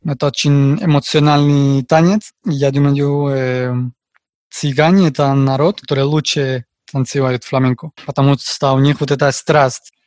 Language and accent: Russian; Madrid, Community of Madrid, Spain; Russian is a second language; also born or lived in Riga, Latvia; я испанец из города Мадрида, столица Испании